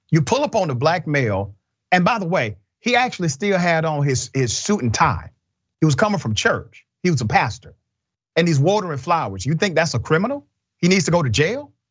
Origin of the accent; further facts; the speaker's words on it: California, United States; I grew up in the Bay Area, and there's a lot of racism there.